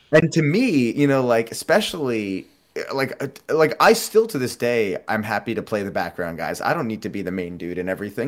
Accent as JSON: {"language": "English", "region": "New York", "country": "United States", "tie": "born or raised there", "said": "growing up in New York"}